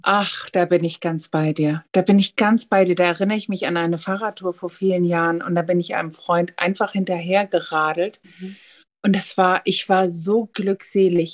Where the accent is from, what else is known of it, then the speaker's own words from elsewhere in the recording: the North, Northern Germany, Germany; ich komme hier ja aus dem Norden